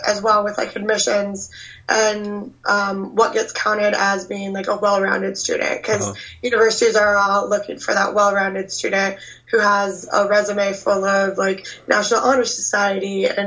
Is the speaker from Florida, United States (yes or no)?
no; Nebraska, United States; I grew up in Nebraska